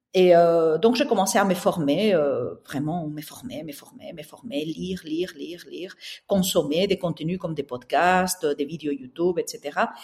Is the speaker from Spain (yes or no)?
yes; southern Spain, Spain; accent: Spanish; French is a second language; moved away as an adult; now in Brussels, Belgium; j'ai un accent espagnol, donc je suis née au sud de l'Espagne. Et puis j'ai déménagé à Bruxelles il y a maintenant plus de 25 ans